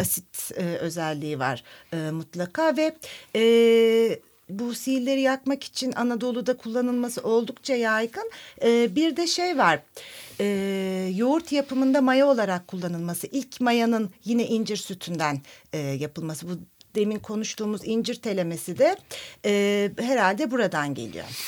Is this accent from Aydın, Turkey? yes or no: yes; Nazilli, Aydın, Turkey; benim kendi memleketimin, Nazilli'nin